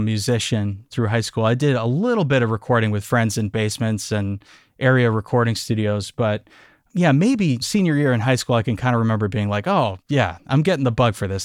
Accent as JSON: {"language": "English", "town": "Amherst", "region": "Massachusetts", "country": "United States", "tie": "born or raised there", "said": "I grew up just outside of Amherst, Massachusetts, so we're in the western part of the state"}